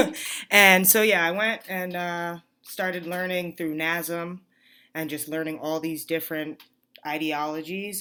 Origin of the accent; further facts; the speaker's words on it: New York, United States; moved away as an adult; now in Arizona, United States; I grew up in New York.